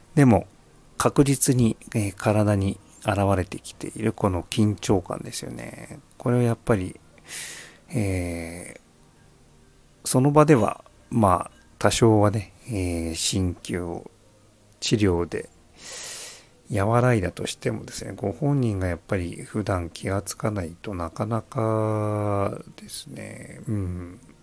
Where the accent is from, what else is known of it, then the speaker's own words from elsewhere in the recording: Tokyo, Japan; now in Saitama, Japan; 僕はまあ東京育ち